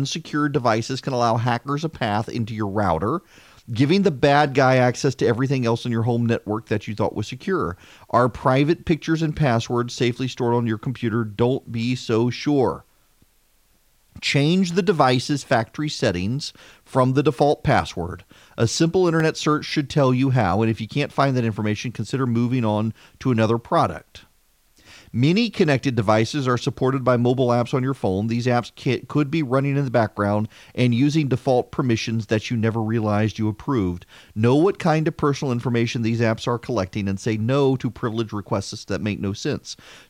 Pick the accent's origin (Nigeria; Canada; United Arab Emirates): United Arab Emirates; Dubai; Seriously, we grew up in Dubai and we would travel abroad, and my mother would keep Heinz ketchup in her purse.